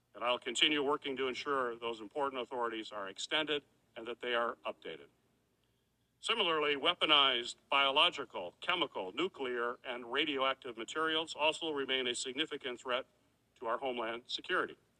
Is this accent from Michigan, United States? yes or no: yes; Michigan, United States; my home state of Michigan